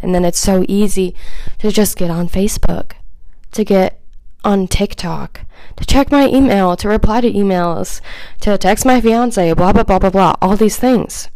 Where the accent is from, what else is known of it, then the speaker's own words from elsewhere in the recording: Kansas City, United States; also born or lived in Phoenix, Arizona; we moved from Phoenix back to Kansas City when I was around six or seven.